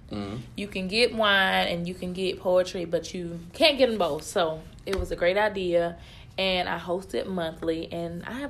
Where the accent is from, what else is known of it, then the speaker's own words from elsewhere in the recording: Hobson City, Alabama, United States; I am 26, and I'm originally from Hobson City, Alabama.